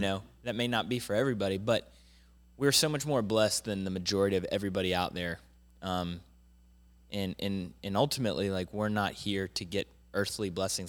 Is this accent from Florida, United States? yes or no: yes; Jacksonville, Florida, United States; born or raised there; also born or lived in Pittsburgh, Pennsylvania